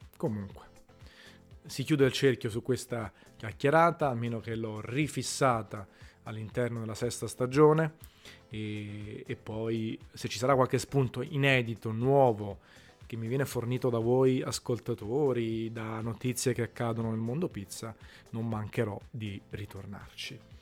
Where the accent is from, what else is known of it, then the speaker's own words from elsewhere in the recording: Naples, Campania, Italy; la pizza che mangiavo da piccolo a Napoli